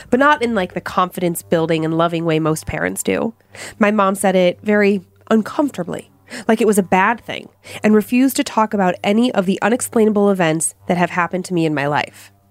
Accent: Hawaii, United States; Growing up in Hawaii was fun and full of amazing adventures. But with Hawaii being a very spiritual place, it was also full of strange experiences.

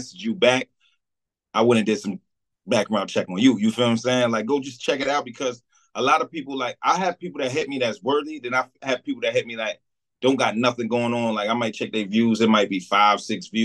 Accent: Jersey City, New Jersey, United States; I'm from Stegman Street in Jersey City.

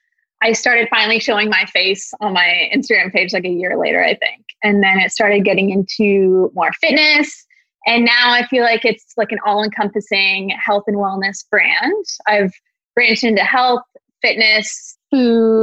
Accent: Washington, United States; also born or lived in Oregon; I'm from Washington

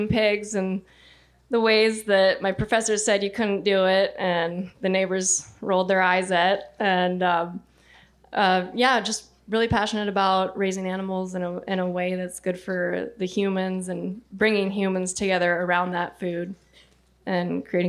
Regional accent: Iowa, United States; I hail from Iowa, and a little green dot in a sea of monoculture corn and soybeans.

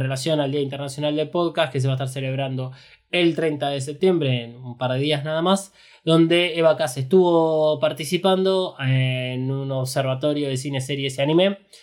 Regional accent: Argentina; nosotros somos argentinos

